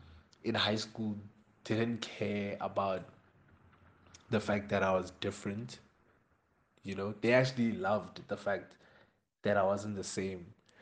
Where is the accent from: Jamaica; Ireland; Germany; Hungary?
Jamaica; he started mentioning the fact that I'm Jamaican to some people, right?